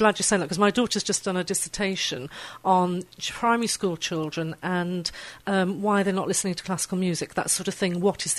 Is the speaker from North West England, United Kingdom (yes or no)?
yes; Wirral, North West England, United Kingdom; I was up on the Wirral, and I was at a very musical girls' grammar school